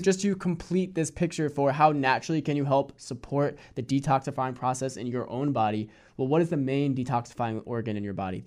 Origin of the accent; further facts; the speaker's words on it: Hudson Valley, New York, United States; I grew up in the Hudson Valley in New York